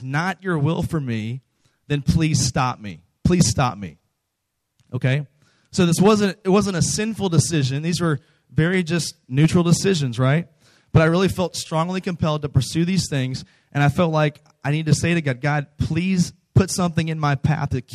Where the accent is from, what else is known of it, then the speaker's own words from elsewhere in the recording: close to Washington, D.C., Virginia, United States; moved away as an adult; now in Texas, United States; I'm not from Texas. I'm from the East Coast. I'm from Virginia, close to Washington, D.C.